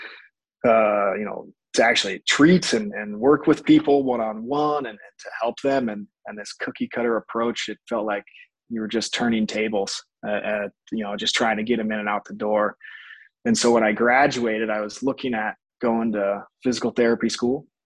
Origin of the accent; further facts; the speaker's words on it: Spokane, Washington, United States; moved away as an adult; also born or lived in Boise, Idaho; now in Nampa, United States; I grew up in Spokane, Washington